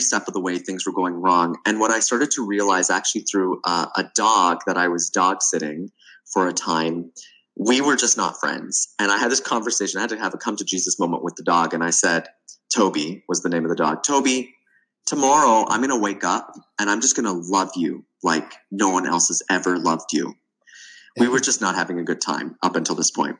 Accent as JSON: {"language": "English", "town": "Toronto", "region": "Ontario", "country": "Canada", "also_born_or_lived": "the Arctic", "moved": "as an adult", "said": "I'm originally from Toronto, Canada, and I moved to the Arctic"}